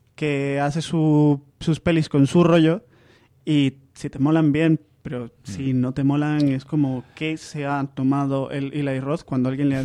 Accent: Zaragoza, Aragon, Spain; Yo soy, yo soy aragonés, yo soy Zaragoza

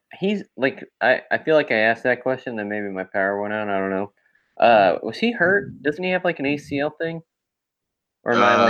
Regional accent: Florida, United States; Florida. I'm from South Florida.

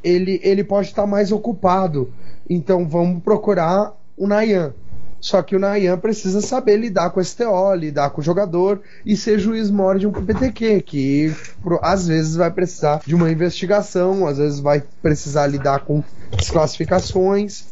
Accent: Florianópolis, Santa Catarina, Brazil; Eu sou de Florianópolis

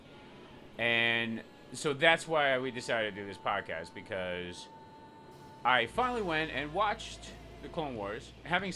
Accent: Iceland; I grew up in Iceland

